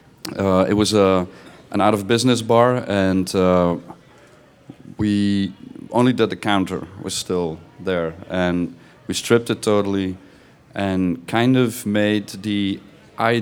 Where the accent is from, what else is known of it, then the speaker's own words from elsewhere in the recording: Belgium; I'm from Belgium.